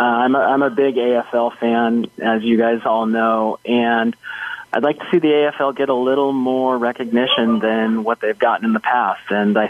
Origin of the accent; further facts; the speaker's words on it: San Diego, California, United States; So I grew up in San Diego